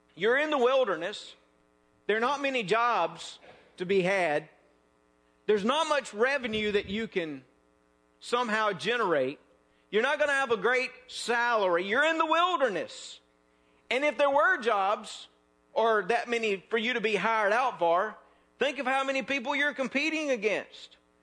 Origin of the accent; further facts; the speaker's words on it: North Mississippi, United States; moved away; also born or lived in South Louisiana; I am from North Mississippi.